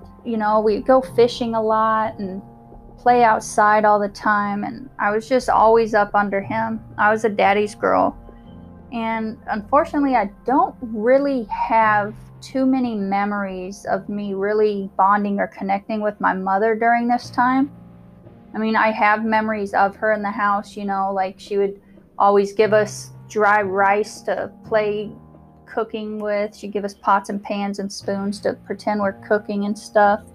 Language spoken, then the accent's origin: English; Omaha, Nebraska, United States; So I was born in Omaha, Nebraska during 1984.